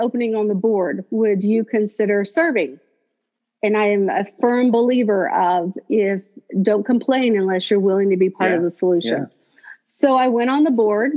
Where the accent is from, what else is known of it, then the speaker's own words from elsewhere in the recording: Tulsa, Oklahoma, United States; also born or lived in West Texas; I was born in West Texas, an only child. My parents were ministers. And then we moved to Oklahoma. I graduated high school in Tulsa, Oklahoma.